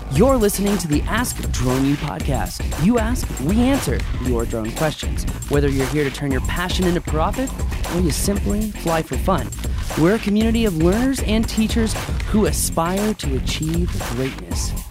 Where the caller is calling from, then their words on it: Tulsa, Oklahoma, United States; I am calling from Tulsa, Oklahoma.